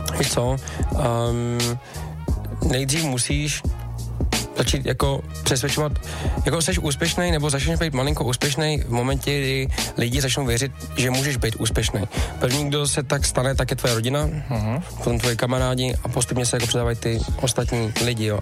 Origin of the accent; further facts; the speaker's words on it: Czechia; jsem Čech